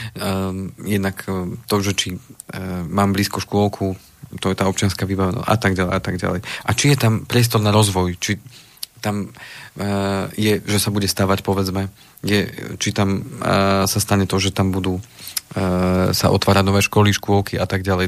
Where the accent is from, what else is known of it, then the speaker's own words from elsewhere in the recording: Slovenská Ľupča, Banská Bystrica Region, Slovakia; tam, odkiaľ pochádzam zo Slovenskej Lúbče